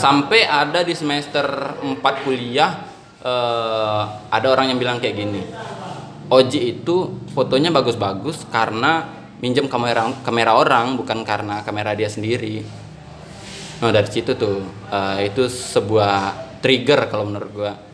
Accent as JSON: {"language": "Indonesian", "town": "Padang", "region": "West Sumatra", "country": "Indonesia", "said": "saya orang Padang tuh bilangnya kayak pukek harimau"}